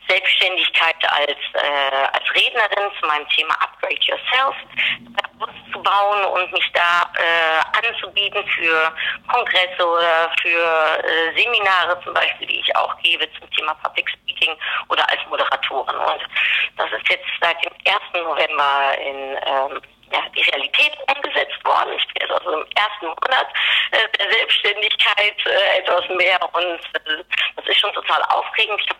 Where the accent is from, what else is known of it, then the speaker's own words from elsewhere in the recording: Netherlands; ich bin Holländerin